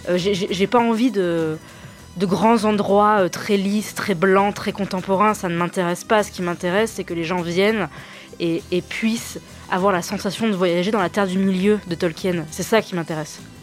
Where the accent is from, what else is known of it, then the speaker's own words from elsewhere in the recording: Clermont-Ferrand, Auvergne-Rhône-Alpes, France; je suis née à Clermont-Ferrand et j'y vis toujours